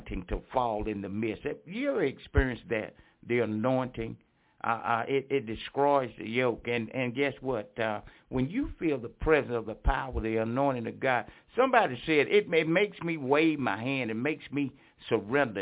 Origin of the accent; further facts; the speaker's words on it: Franklinton, North Carolina, United States; 6762 Highway 56 West in Franklinton, North Carolina, my hometown